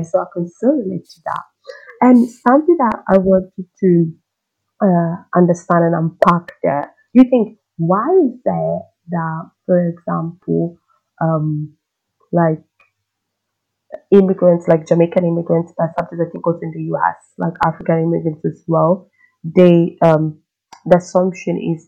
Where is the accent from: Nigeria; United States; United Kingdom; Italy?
Italy; I grew up in Italy